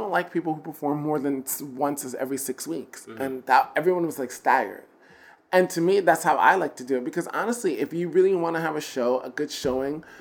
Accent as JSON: {"language": "English", "region": "New York", "country": "United States", "said": "I'm from New York"}